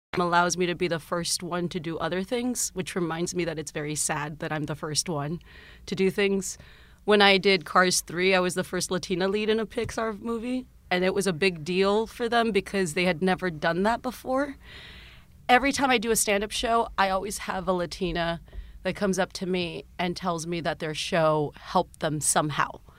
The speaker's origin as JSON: {"language": "English", "region": "South Texas", "country": "United States", "tie": "born or raised there", "moved": "yes", "lives_now": "Los Angeles, United States", "said": "growing up in South Texas"}